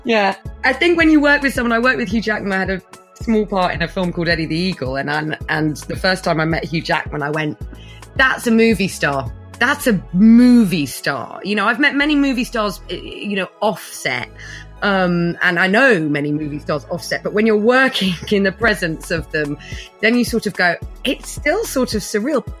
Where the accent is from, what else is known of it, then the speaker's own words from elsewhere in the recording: London, United Kingdom; Kilburn, Northwest. I'm a North London girl, born and bred.